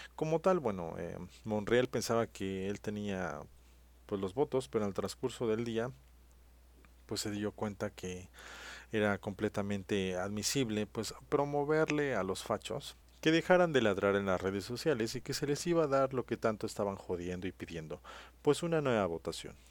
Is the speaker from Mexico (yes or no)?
yes; Mexico; esos somos los mexicanos